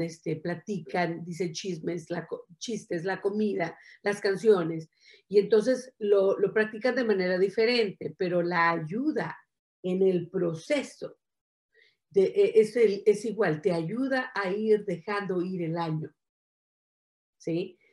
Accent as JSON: {"language": "Spanish", "country": "Mexico", "said": "soy mexicana."}